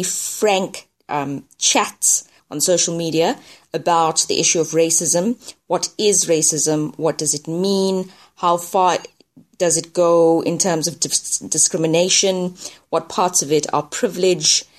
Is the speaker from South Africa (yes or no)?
yes; South Africa; I am South African.